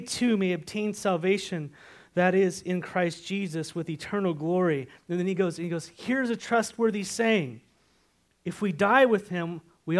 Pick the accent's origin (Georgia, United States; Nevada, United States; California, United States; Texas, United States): California, United States; San Marcos; now in Washington, United States; I'm an eyewitness of my hometown